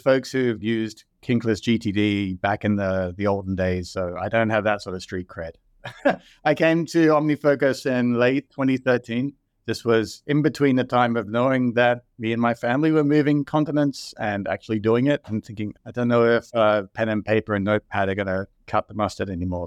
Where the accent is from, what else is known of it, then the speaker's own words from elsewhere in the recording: Sydney, New South Wales, Australia; moved away as an adult; also born or lived in Seattle / Dublin, Ireland; now in Austin, United States; I grew up in Sydney, Australia. I moved to the U S in twenty fourteen.